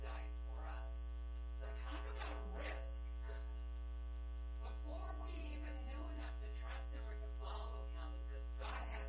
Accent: Yakima, Washington, United States; I'm from Yakima, so I don't live very far away from here, and I was born and raised there

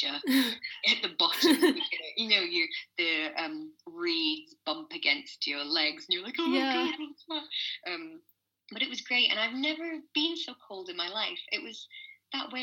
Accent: Scotland, United Kingdom; being a Scottish girl

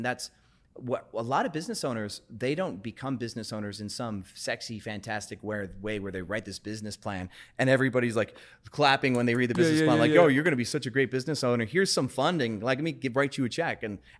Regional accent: Wisconsin, United States; So I grew up in Wisconsin, but got into sales in Wisconsin, dropped out of music school for a sales job.

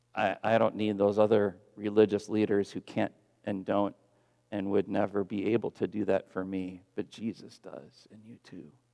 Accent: Texas, United States; I'm a Texan

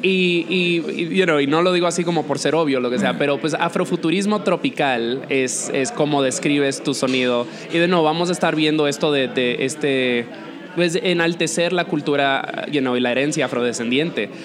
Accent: Dominican Republic; moved away; also born or lived in New York; Yo, yo me crié en la República Dominicana

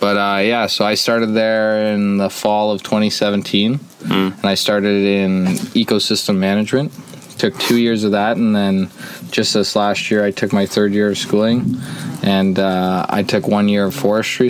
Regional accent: Jasper, Alberta, Canada; originally born and raised in Jasper

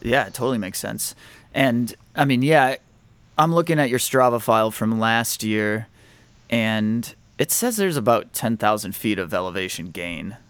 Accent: Indiana, United States; we grew up in Indiana

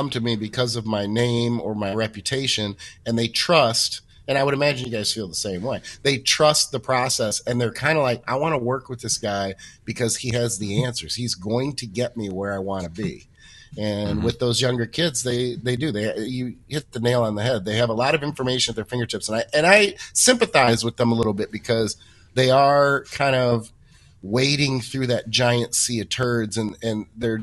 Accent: United States; I'm American

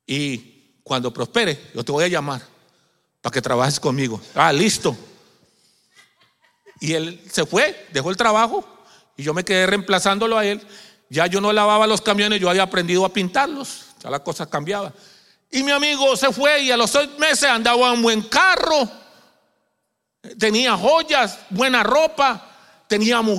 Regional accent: Colombia; No, yo soy colombiano y voy más rápido para Colombia, Jehová.

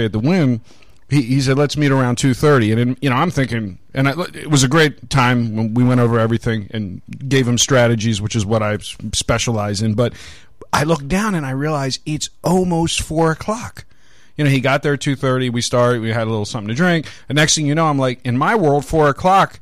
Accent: Baltimore, Maryland, United States; growing up in Baltimore

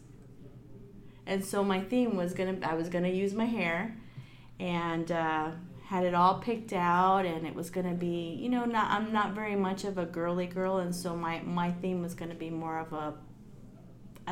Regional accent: Phoenix, Arizona, United States; also born or lived in California; I grew up in Phoenix

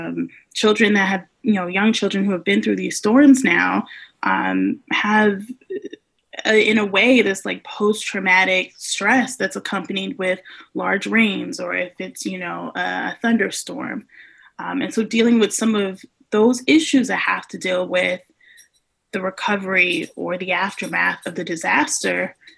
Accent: Brooklyn, New York, United States; accent: New York; now in US South; So I'm from Bedford-Stuyvesant, New York, which is in Brooklyn. My accent's kind of, you know, calmed down a little bit. I've been in the South for a number of years.

